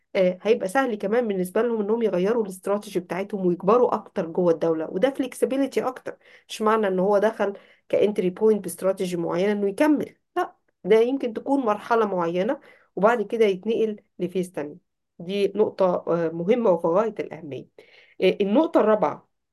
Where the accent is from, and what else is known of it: Egypt